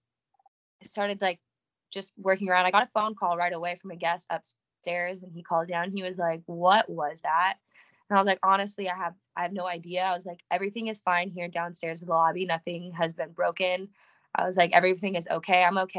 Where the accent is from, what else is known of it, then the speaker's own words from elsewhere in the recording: California, United States; moved away as an adult; now in Nashville, United States; I am from California. I just moved here actually the end of October